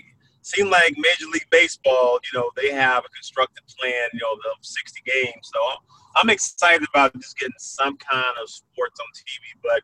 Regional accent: Brownsville, Tennessee, United States; when you're a young kid growing up in Brownsville, Tennessee

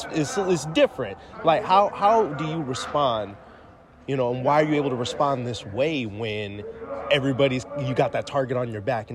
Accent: Midwest, United States; moved away; I'm from the Midwest originally though.

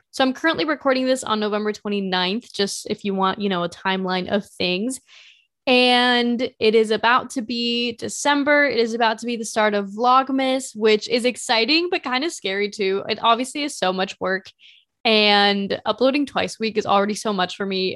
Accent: Carmel, Indiana, United States; also born or lived in Spain / Mexico; we moved to a different house in Carmel, Indiana, and then that's where we stayed for the following thirteen years

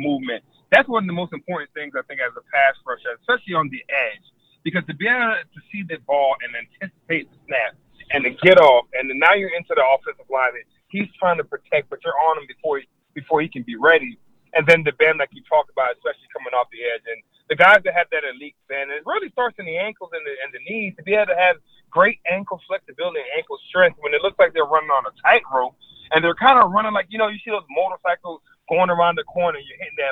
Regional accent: Florida, United States; growing up in Florida

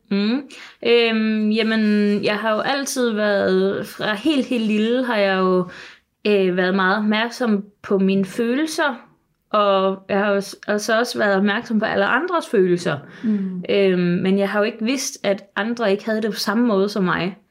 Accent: Sønderborg, Southern Denmark, Denmark; nede, hvor jeg kommer fra i Sønderborg

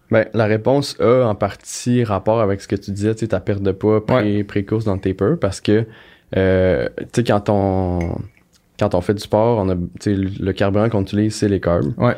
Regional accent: Granby, Quebec, Canada; je viens de Grimby.

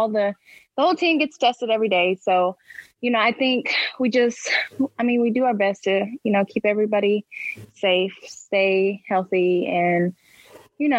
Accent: Oklahoma, United States; also born or lived in Detroit; now in Philadelphia, United States; I'm from Oklahoma, so my family is all for the Cowboys

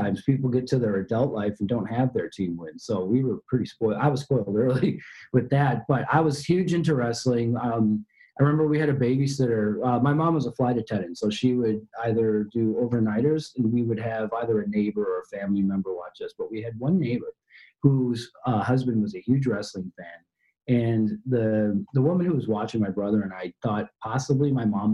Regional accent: Chicago, Illinois, United States; moved away as an adult; now in London, United Kingdom; I'm from Chicago

